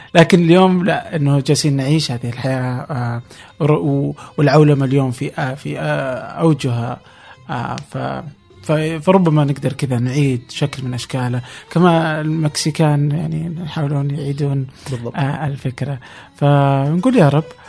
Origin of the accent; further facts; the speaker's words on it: Saudi Arabia; عندنا في السعودية